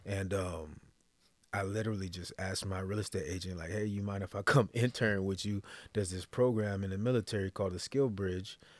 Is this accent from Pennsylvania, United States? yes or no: no; Texas, United States; moved away as an adult; originally I'm from Texas